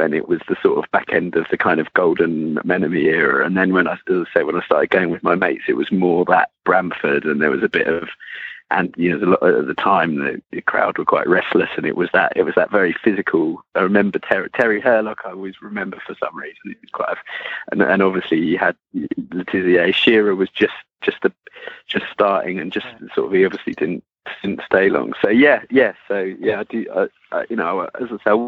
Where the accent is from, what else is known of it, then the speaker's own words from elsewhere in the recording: Hampshire, South East England, United Kingdom; I grew up in Hampshire